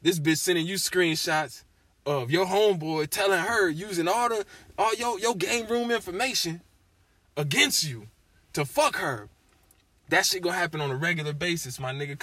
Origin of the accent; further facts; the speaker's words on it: Tallahassee, Florida, United States; also born or lived in Springfield, Massachusetts; I grew up in a Muslim household in Tallahassee, Florida